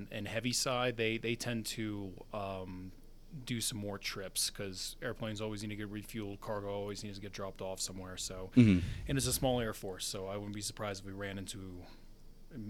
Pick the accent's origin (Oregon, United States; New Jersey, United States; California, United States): New Jersey, United States; Newton; moved away as an adult; also born or lived in Alaska / Georgia / Texas / Kansas; now in Colorado Springs, United States; born and raised in Newton, New Jersey, on the border of New York and Pennsylvania.